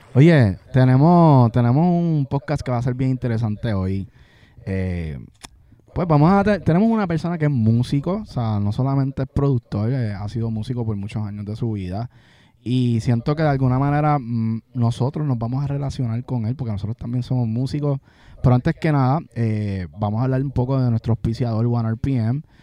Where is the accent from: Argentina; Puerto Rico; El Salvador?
Puerto Rico